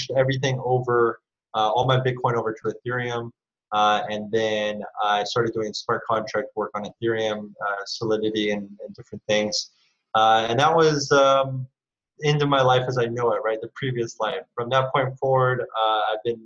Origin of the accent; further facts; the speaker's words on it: California, United States; moved away as an adult; now in Singapore; I moved to Asia because I'm from California